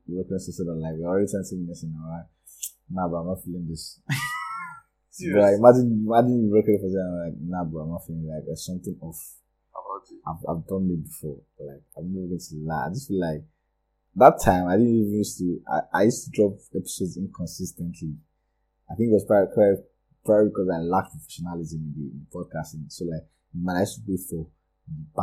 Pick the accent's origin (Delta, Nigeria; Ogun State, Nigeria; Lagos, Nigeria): Lagos, Nigeria; I grew up in Lagos